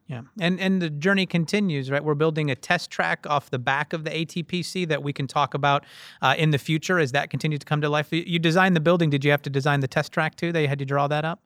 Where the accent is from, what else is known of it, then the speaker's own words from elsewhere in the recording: Painesville, Ohio, United States; growing up in Northeast Ohio